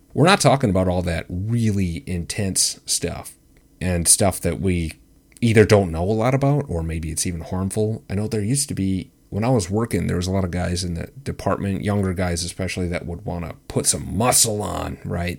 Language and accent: English; Wisconsin, United States; my home state of Wisconsin, Wisco.